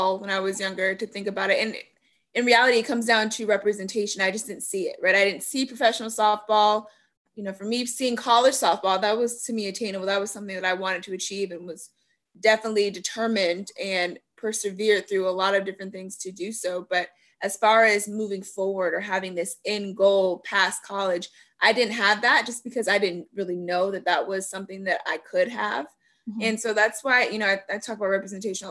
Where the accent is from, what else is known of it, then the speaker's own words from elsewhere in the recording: Florida, United States; I'm from Florida